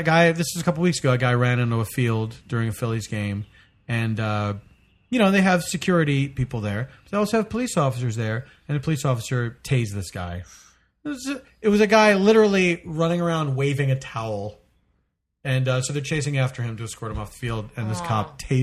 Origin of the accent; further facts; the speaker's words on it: Philadelphia, Pennsylvania, United States; I'm from Philadelphia